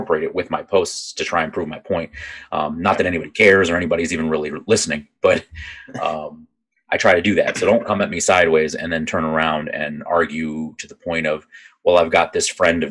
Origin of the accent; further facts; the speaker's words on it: Northeast Virginia, United States; I grew up outside of DC. I grew up in Virginia, in Northeast Virginia